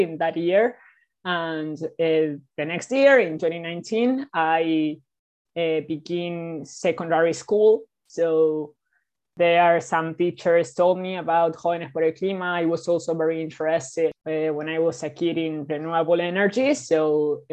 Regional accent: Buenos Aires, Argentina; I am 16 years old and I am from Buenos Aires, Argentina.

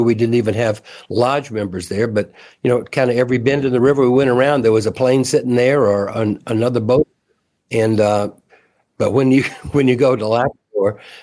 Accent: East Tennessee and North Georgia, United States; I grew up in East Tennessee and North Georgia

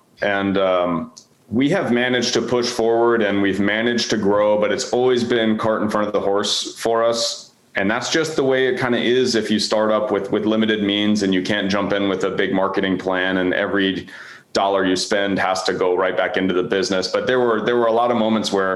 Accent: Houston, Texas, United States; moved away as an adult; now in Baltimore, United States; I grew up in Houston, and so that's where I was till I was about 20.

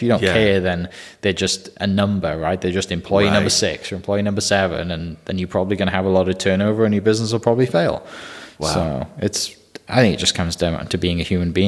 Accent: Wales, United Kingdom; now in Bethany, Oklahoma, United States; the Welsh guy

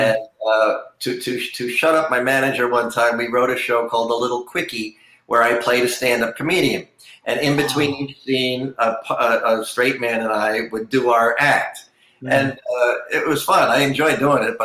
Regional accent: Red Bank, New Jersey, United States; moved away; also born or lived in Middletown, New Jersey; I was born in Red Bank

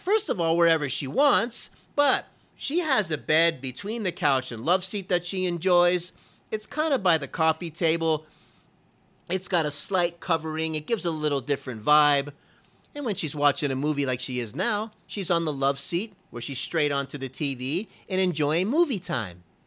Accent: Florida, United States; I'm from Florida

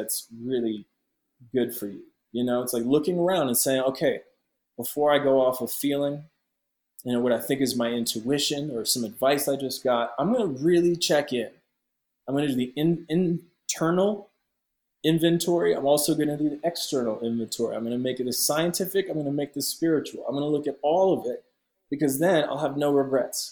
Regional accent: Ottawa, Ontario, Canada; moved away; my hometown in Canada, Ottawa

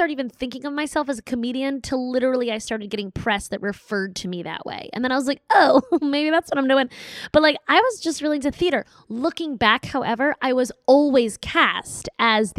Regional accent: New York, United States; moved away as an adult; now in San Francisco, United States; When my heart longs for home, I'm immediately picturing Manhattan

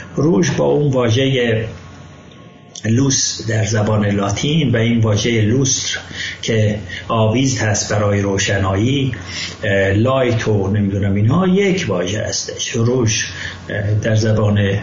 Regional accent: Ardabil, Ardabil Province, Iran; من اردبیلی هستم

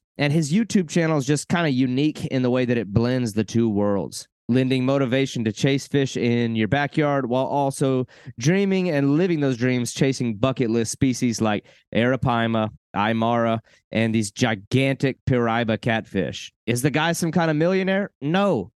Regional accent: Arkansas, United States; also born or lived in South Carolina / Texas / Oklahoma; I came from Arkansas by way of South Carolina, by way of Texas, by way of Oklahoma, by way of Arkansas. So I've been all over the place.

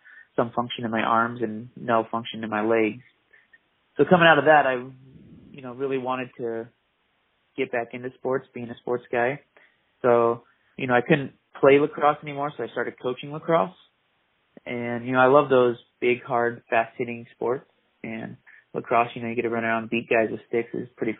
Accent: Idaho, United States; also born or lived in Oakland, California; I was born and raised in Oakland area and lived there till I was like 7 and then moved to Idaho. Been in Idaho ever since.

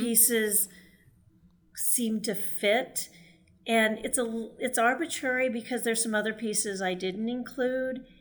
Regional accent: Texas, United States; I grew up in Texas

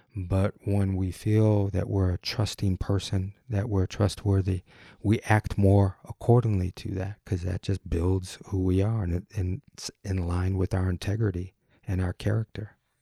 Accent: Detroit, Michigan, United States; I'm from Detroit

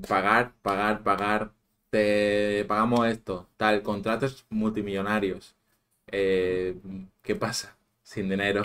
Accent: Manacor, Balearic Islands, Spain; aquí en Manacor

